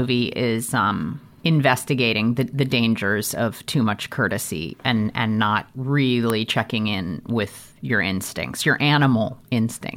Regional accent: St. Louis, Missouri, United States; I grew up in Saint Louis, Missouri

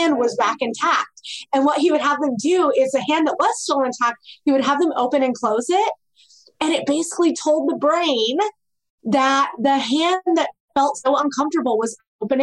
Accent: Midwest, United States; I grew up in the Midwest

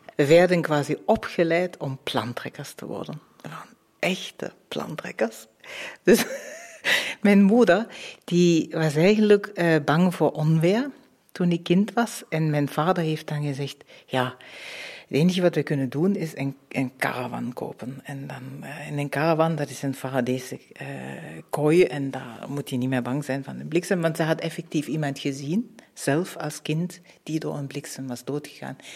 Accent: Dresden, Saxony, Germany; now in Muizen, Belgium; Dat ik mijn kindertijd in Oost-Duitsland heb doorgebracht

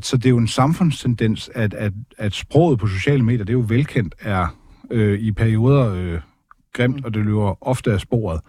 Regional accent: Denmark; jeg som dansker, hvid, opvokset i Danmark

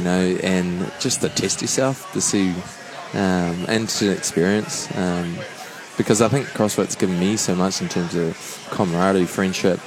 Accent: New Zealand; New Zealand

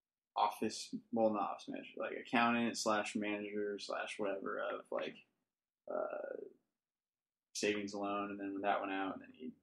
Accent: Fountain Valley, California, United States; I was just born at the Fountain Valley General Hospital, or whatever, off of Warner.

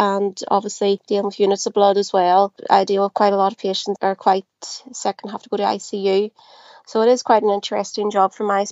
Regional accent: Belfast, Northern Ireland, United Kingdom; I am from Belfast in Northern Ireland

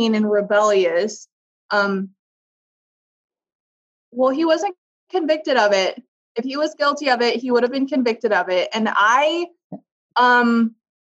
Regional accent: Iowa, United States; I was from Iowa

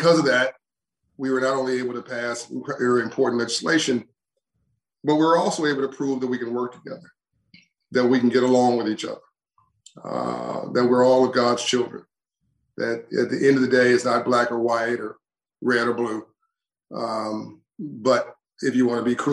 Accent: Compton, California, United States; I came from Compton, California, South Central Los Angeles

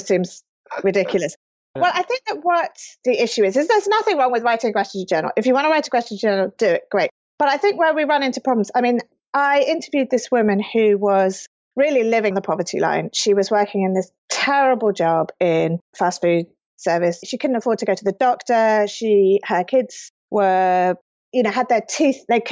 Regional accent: United Kingdom; moved away as an adult; now in California, United States; as a British person

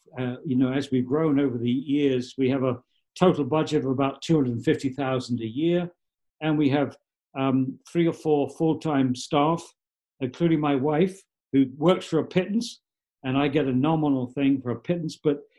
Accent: New York, United States; they tried to build an incinerator in my hometown in the home county in New York State in 1985.

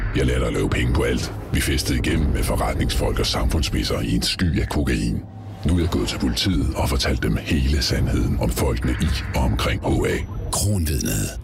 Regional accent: Aarhus, Central Denmark Region, Denmark; som Aarhus-dreng

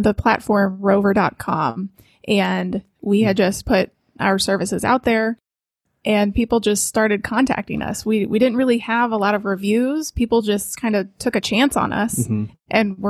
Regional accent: Missouri, United States; And we are both originally from Missouri.

